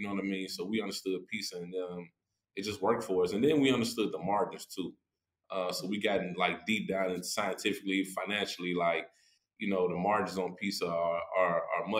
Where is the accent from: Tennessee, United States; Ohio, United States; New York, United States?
Tennessee, United States; Nashville; I'm from East Nashville